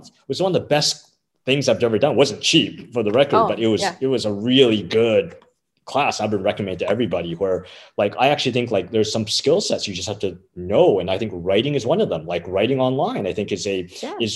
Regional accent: Canada; as a Canadian

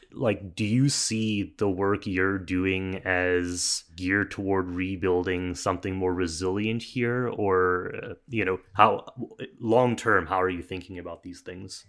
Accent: Canada; we're both Canadian here

